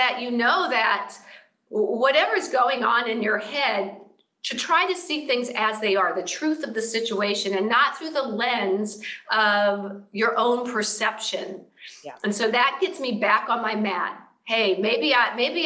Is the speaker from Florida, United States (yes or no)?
yes; Florida, United States; now in Southern California, United States; I'm from Florida